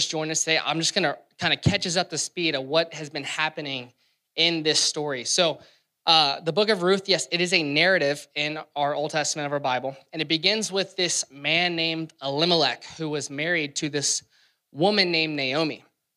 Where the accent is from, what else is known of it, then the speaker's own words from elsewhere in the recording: Louisiana, United States; now in Cincinnati, United States; I'm from Louisiana